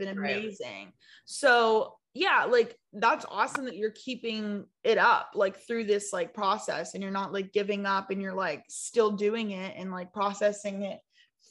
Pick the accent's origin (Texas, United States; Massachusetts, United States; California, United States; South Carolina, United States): South Carolina, United States; I'm from South Carolina.